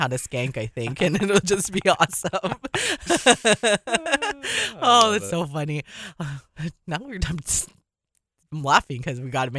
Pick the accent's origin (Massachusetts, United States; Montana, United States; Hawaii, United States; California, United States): Hawaii, United States; Waipahu; also born or lived in Mililani; I'm from Waipahu